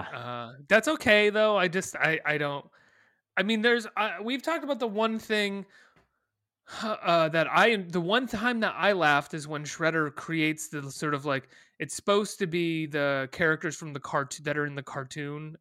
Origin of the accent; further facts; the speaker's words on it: Western Massachusetts, United States; I grew up in Western Massachusetts, specifically next door to Northampton, Massachusetts